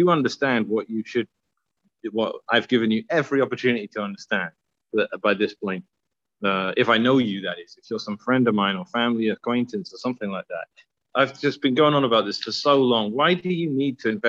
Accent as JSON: {"language": "English", "region": "London", "country": "United Kingdom", "tie": "born or raised there", "moved": "yes", "said": "I grew up in Southeast London."}